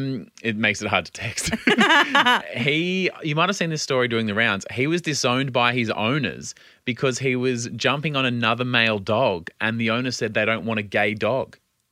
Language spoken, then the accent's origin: English; Australia; as an Australian